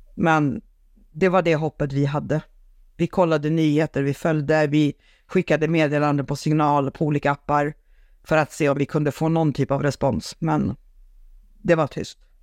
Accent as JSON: {"language": "Swedish", "country": "Sweden", "tie": "born or raised there", "also_born_or_lived": "Saint Petersburg, Russia", "said": "sen har jag uppvuxen i Sverige med en svensk mamma"}